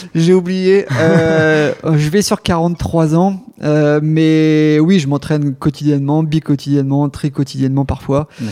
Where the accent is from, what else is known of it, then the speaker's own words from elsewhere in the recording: Rouen, Normandy, France; je suis originaire de Rouen. Euh, et puis j'ai grandi sur une... Alors, ça fait rêver, mais c'est pas une île de rêve, même si c'était sympa, sur l'île La Croix